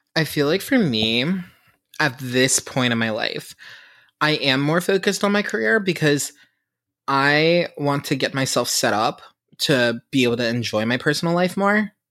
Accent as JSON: {"language": "English", "town": "Pittsburgh", "region": "Pennsylvania", "country": "United States", "said": "I am from Pittsburgh"}